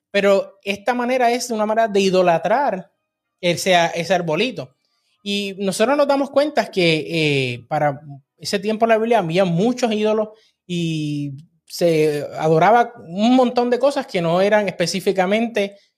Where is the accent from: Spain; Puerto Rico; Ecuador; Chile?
Puerto Rico; now in Texas, United States; nosotros somos de Puerto Rico, estamos en Texas, pero las navidades en Puerto Rico son las navidades más alegres del planeta.